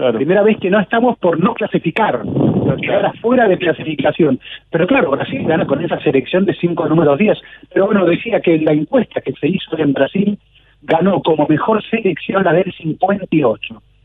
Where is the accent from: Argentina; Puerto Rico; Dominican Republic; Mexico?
Argentina; somos todos argentinos